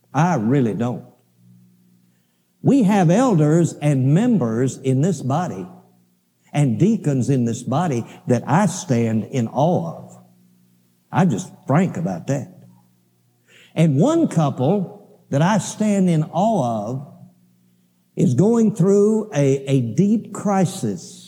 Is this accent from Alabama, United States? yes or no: yes; Alabama, United States; I grew up in Alabama